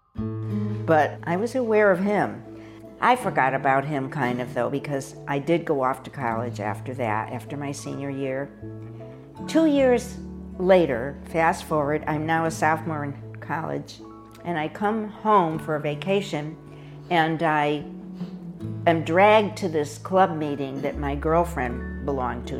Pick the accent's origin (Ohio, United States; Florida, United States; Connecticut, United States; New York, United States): Connecticut, United States; Hartford; moved away as an adult; I grew up in Hartford, Connecticut, where I spent the first 18 years of my life and never moved back after